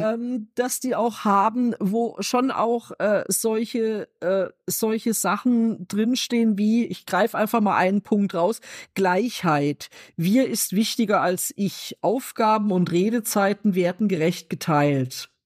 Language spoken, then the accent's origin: German; Germany; ich mich als Deutsche